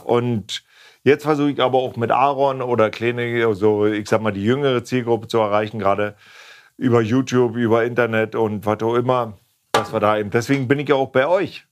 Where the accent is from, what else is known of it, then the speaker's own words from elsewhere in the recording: East Germany, Germany; Ich komme ja aus dem Osten